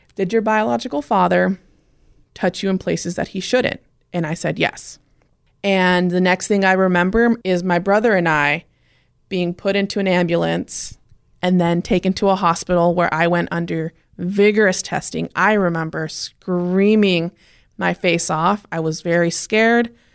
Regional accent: Clearlake, California, United States; I was born in Lake County, California. The part of California that's always on fire. That's what I tell everyone every year. It's Northern California. Clear Lake, California was where I was born.

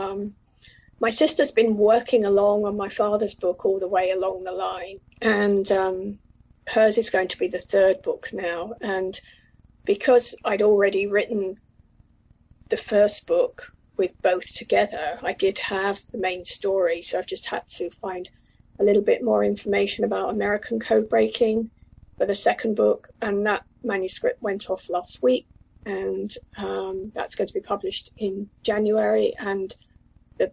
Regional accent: Mitcham, London, United Kingdom; I grew up in Mitcham, which is Mitcham, Surrey, which is really South London

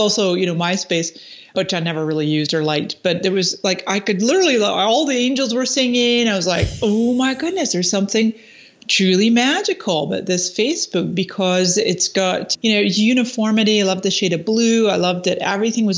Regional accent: Scotland, United Kingdom; moved away as an adult; also born or lived in Canada; now in San Diego, United States; I was actually born in Canada, but then I spent 20 years in Scotland, where my parents are from.

